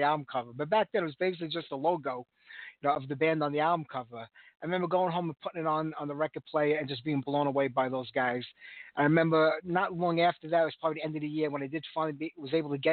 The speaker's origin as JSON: {"language": "English", "town": "New York City", "region": "New York", "country": "United States", "tie": "born or raised there", "said": "when I grew up in Brooklyn, back in Bensonhurst"}